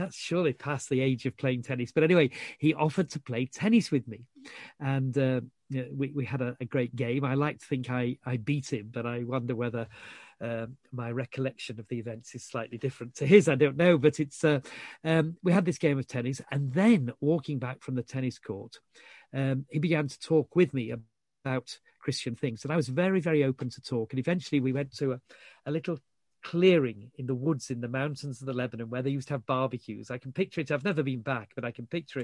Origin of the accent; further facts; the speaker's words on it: Yorkshire and the Humber, United Kingdom; I was brought up in Yorkshire.